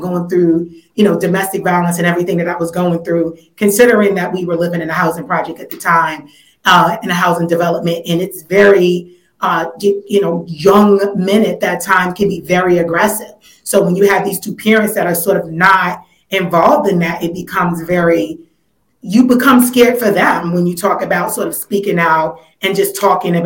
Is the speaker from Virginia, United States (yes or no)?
no; New York City, New York, United States; I originally grew up in Weeksville, commuted over to Fort Greene, where I went to elementary school